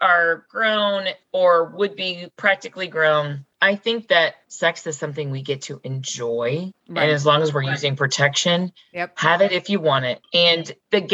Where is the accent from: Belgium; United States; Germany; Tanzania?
United States; Kentucky; I'm from Kentucky